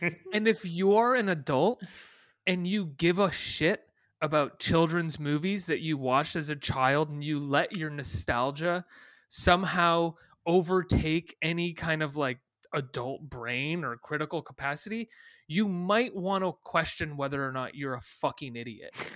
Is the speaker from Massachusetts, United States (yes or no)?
yes; Western Massachusetts, United States; I grew up in Western Massachusetts, specifically next door to Northampton, Massachusetts